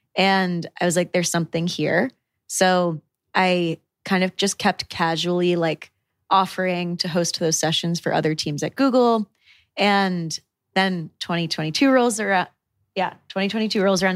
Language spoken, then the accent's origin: English; Connecticut, United States; moved away; also born or lived in New York City; I was born and raised in New England, so very, very rural town in Connecticut, literally population 8,000